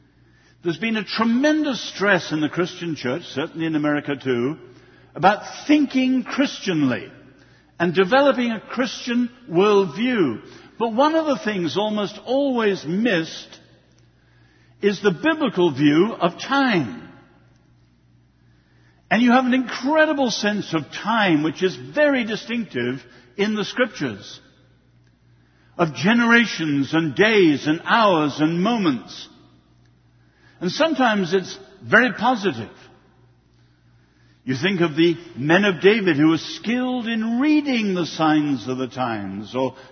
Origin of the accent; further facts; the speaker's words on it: China; born there; I was born in China and I love the Greeks and the Romans